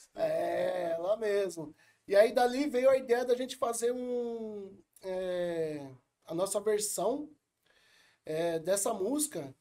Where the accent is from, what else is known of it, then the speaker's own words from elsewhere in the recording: São Paulo, Brazil; eu fui criado na Vila Missionária, uhum. é, aqui na Zona Sul de São Paulo.